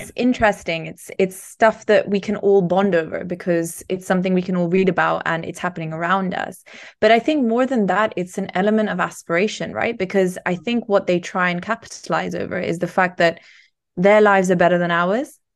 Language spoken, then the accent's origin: English; Barcelona, Catalonia, Spain; now in United Kingdom; growing up in Spain, it is in many ways similar to growing up in the U K